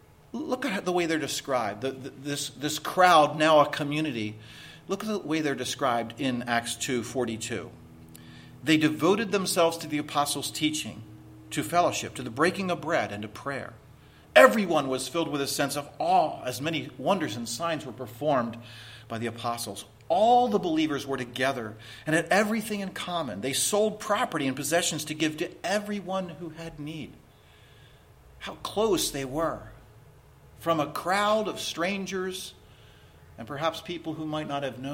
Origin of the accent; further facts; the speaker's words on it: Philadelphia, Pennsylvania, United States; Well, I'm from Pennsylvania. I'm from around Philadelphia.